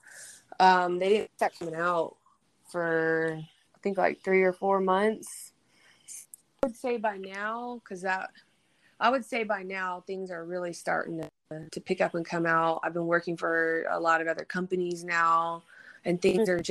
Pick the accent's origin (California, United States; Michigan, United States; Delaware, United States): California, United States; moved away as an adult; also born or lived in Bay Area, California / Georgetown, Texas; I grew up in California, and then I was in the Bay Area for 4 years before I moved out there